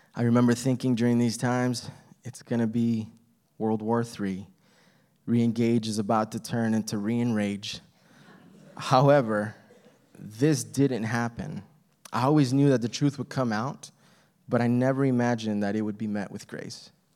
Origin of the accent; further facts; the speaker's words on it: El Paso, Texas, United States; I was born in El Paso, Texas.